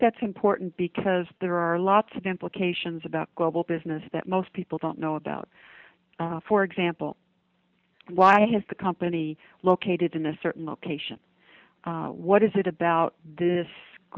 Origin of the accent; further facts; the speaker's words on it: United States; from an American's perspective